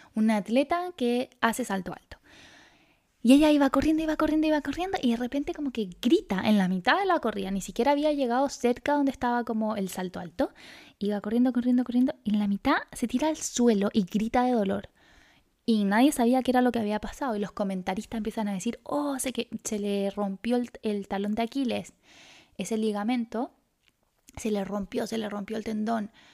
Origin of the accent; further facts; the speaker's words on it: Chile; also born or lived in Santiago, Chile; acá en Chile, en Santiago